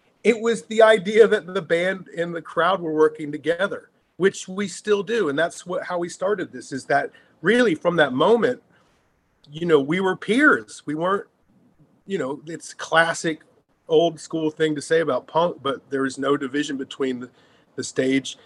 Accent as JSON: {"language": "English", "region": "Virginia", "country": "United States", "also_born_or_lived": "London, United Kingdom", "said": "we moved from Virginia to London for a year when I was a preteen"}